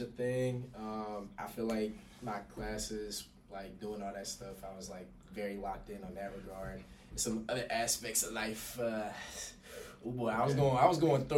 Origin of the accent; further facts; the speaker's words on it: Dallas, Texas, United States; since I'm from Texas, I went to a school, a private school in Dallas, Texas, mostly PWI